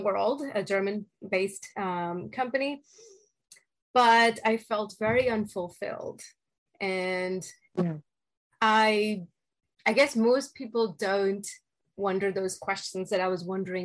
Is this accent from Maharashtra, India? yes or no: no; Delhi, India; moved away as an adult; now in United States; So I was born and raised in India, and in Delhi area. And I moved to the United States after finishing my bachelor's in India.